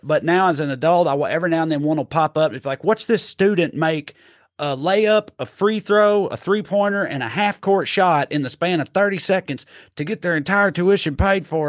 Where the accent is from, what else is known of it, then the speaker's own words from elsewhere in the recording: Tennessee, United States; I'm from Tennessee